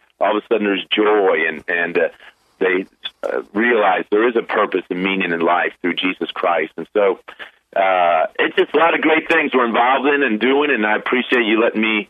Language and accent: English; Chicago, Illinois, United States; I grew up in Chicago